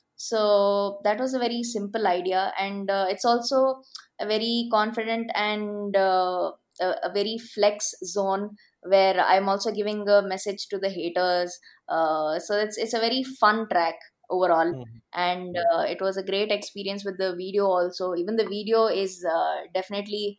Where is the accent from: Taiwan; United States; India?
India; Bangalore, Karnataka; I'm from Bangalore